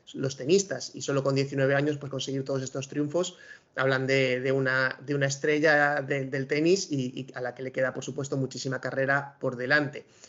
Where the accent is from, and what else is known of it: Spain